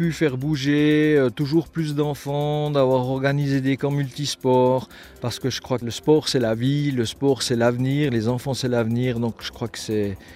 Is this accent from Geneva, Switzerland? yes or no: no; Biel/Bienne, Bern, Switzerland; Je pense que c'était un privilège de, pouvoir œuvrer dans le sport dans ma ville natale. Moi, je, suis un, bien biennois de cœur